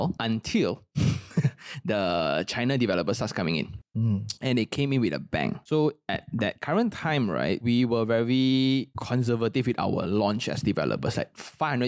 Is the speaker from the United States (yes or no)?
no; Malaysia; I'm a Malaysian